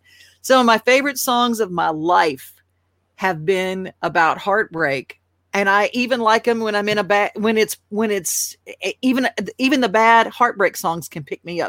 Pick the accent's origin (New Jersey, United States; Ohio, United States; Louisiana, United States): Louisiana, United States; accent: Louisiana Acadian; I'm from Louisiana.